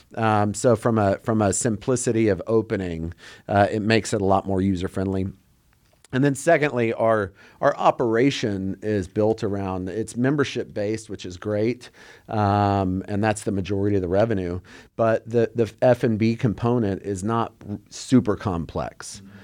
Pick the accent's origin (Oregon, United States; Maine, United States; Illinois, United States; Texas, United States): Texas, United States; We're from Texas.